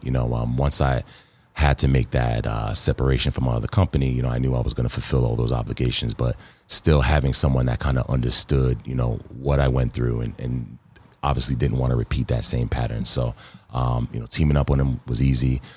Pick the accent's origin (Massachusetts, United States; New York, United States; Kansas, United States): New York, United States; New York City; also born or lived in Baldwin, New York; I'm from Queens.